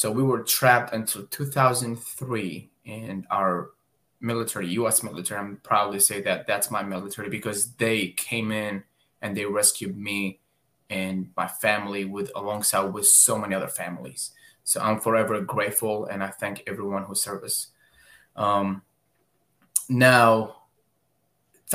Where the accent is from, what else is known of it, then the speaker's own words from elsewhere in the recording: Baghdad, Baghdad Governorate, Iraq; now in United States; I am originally from Baghdad, Iraq. I am a war zone survivor. I've literally went through all war zones that a child could experience. I never went to school back home, started working at the age of 10 years old